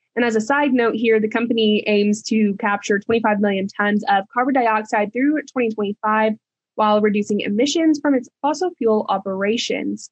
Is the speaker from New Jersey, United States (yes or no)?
no; Texas, United States; being a Texan